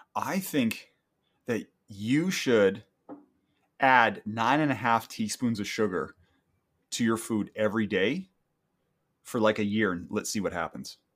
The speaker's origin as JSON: {"language": "English", "country": "Canada", "said": "I'm a Canadian"}